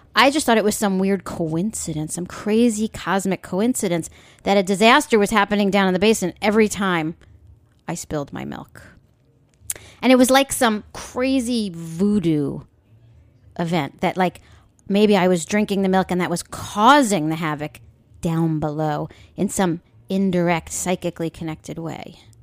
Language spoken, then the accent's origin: English; Long Island, New York, United States; I grew up on Long Island back in the seventies.